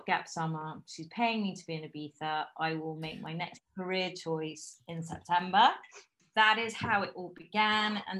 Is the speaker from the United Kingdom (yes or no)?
yes; London, United Kingdom; accent: British; moved away; also born or lived in Bristol / Bogota, Colombia; I have a very British accent because I grew up in London